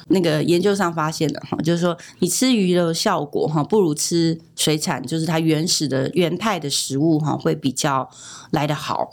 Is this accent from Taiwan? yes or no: yes; Taiwan; 美国人没有像我们台湾人吃这么多豆制品